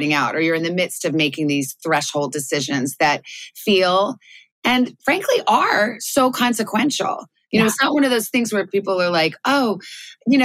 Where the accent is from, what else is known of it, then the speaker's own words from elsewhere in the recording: Tucson, Arizona, United States; moved away as an adult; also born or lived in Melbourne, Australia / New York; I grew up in Tucson, Arizona.